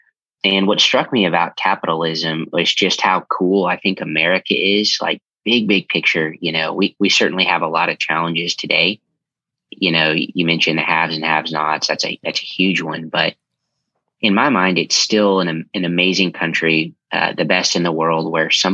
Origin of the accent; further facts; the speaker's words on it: Tulsa, Oklahoma, United States; moved away as an adult; also born or lived in South Carolina; now in Dallas, United States; I'm from Tulsa, Oklahoma. Born and raised and grew up there